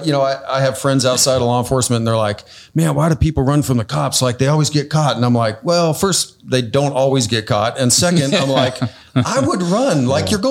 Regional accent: California, United States; I grew up here in California.

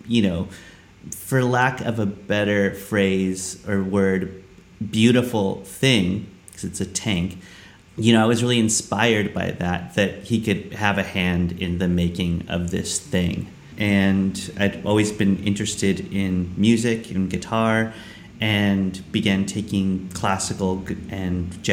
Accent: Los Angeles, California, United States; I was born in Los Angeles, California.

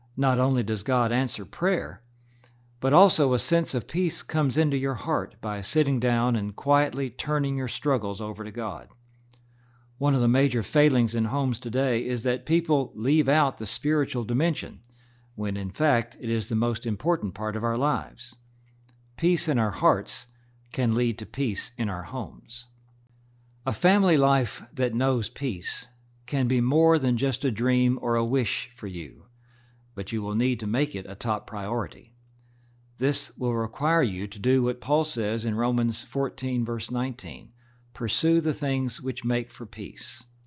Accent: United States; Alan and I grew up in about as typical an American family as you can imagine

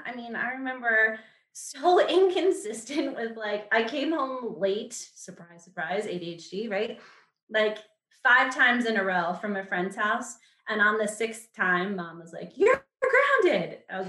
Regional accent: Guam; We grew up in Guam. So that just set us apart to begin with.

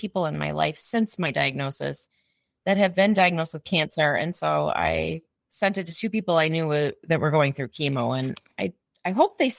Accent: Illinois, United States; also born or lived in East Coast; I'm from Illinois. I've lived in Illinois 99% of my life

